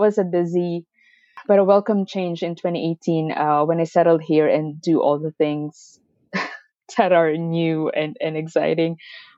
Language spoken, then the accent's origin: English; Philippines; moved away as an adult; now in Canada; I moved here from the Philippines, and I actually have a degree in nutrition and dietetics, and that was the goal in moving to Canada.